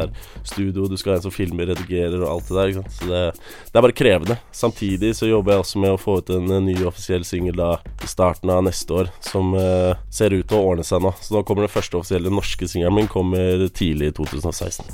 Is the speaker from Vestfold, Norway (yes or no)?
yes; Larvik, Vestfold, Norway; Vi vokste opp i Larvik